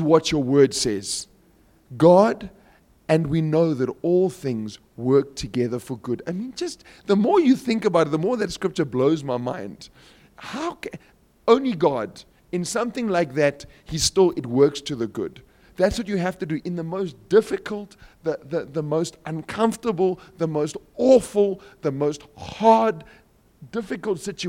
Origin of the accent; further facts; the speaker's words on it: Cape Town, Western Cape, South Africa; I'm from Cape Town, so we've got some mountains